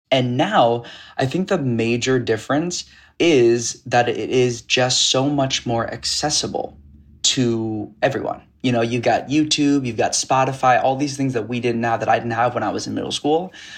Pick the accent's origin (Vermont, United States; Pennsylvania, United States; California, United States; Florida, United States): California, United States; Piedmont; I grew up in the Bay Area in California in a suburb in Piedmont, California